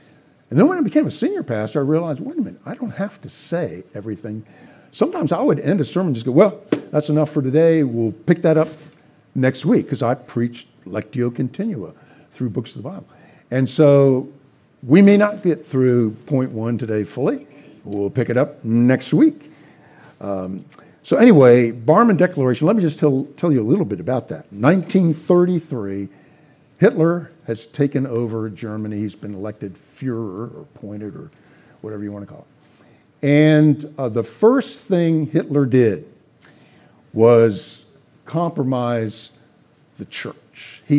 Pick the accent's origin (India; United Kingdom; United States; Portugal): United Kingdom; Scotland; I'm a Scot. I want to pull out my William Wallace sword and be Christ against culture.